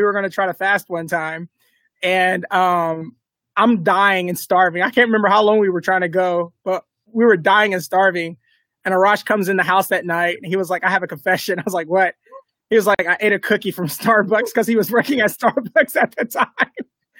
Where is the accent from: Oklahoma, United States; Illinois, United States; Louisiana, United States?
Oklahoma, United States; Lawton; also born or lived in Kentucky; I grew up on Lawton Fort Sill base. My dad was Army. He was a drill sergeant. So I grew up. I'm an Army brat. Oklahoma. I've grown up in Kentucky. I've grown up from all over.